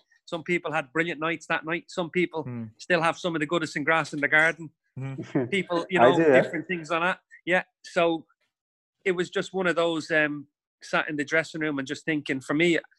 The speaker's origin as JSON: {"language": "English", "town": "Dublin", "region": "Leinster", "country": "Ireland", "tie": "born or raised there", "said": "can you imagine being an Evertonian growing up in Dublin?"}